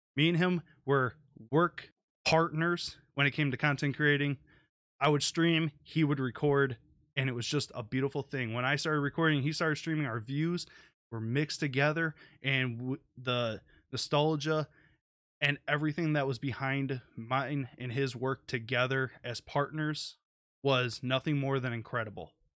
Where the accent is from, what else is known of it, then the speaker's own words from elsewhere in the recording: Detroit, Michigan, United States; I'm from Detroit.